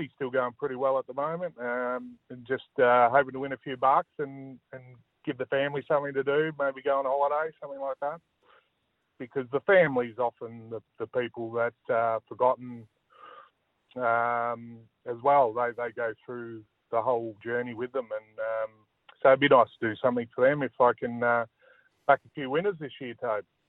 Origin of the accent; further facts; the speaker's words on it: Tasmania, Australia; moved away; when I grew up in Tassie, I played a lot of cricket